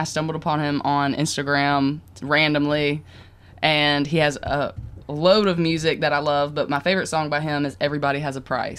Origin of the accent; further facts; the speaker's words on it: the South, United States; we're from the South.